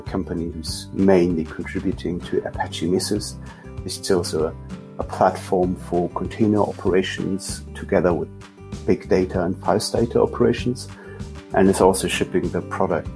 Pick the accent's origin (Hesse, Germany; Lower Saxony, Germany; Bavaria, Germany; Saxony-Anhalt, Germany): Hesse, Germany; Kassel; I'm running a Java user group in my hometown, Kassel.